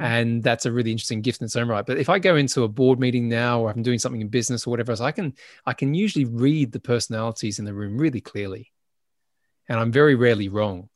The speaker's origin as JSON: {"language": "English", "town": "Adelaide", "region": "South Australia", "country": "Australia", "tie": "born or raised there", "also_born_or_lived": "Sydney", "moved": "as an adult", "said": "I left my hometown and I went to Sydney from Adelaide"}